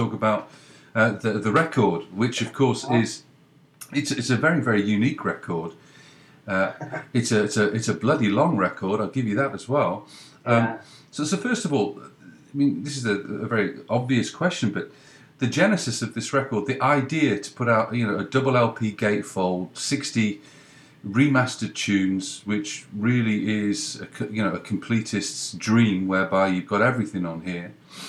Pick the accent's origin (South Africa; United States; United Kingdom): United Kingdom; England; now in Canada; I'm in Canada, but I'm English